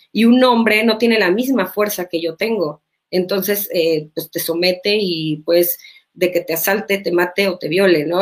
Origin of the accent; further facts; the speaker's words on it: Mexico; en mi país